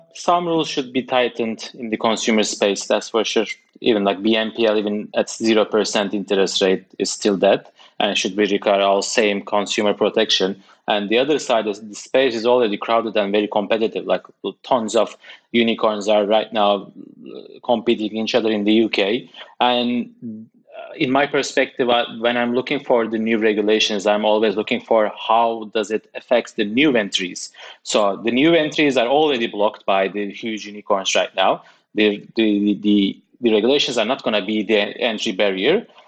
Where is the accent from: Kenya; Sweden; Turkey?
Turkey; now in United Kingdom; I'm coming from Turkey, working in the U K